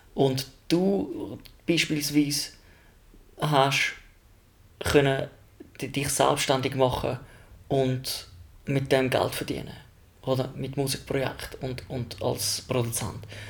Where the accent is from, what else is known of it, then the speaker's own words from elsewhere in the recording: Switzerland; bin ich Schweizer